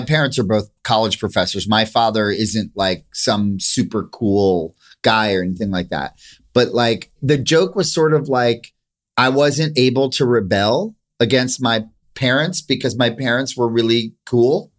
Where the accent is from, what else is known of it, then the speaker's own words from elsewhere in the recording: Princeton, New Jersey, United States; I grew up in Princeton